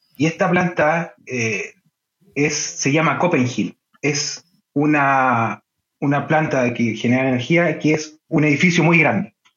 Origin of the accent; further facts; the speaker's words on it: Chile; moved away as an adult; now in Denmark; soy chileno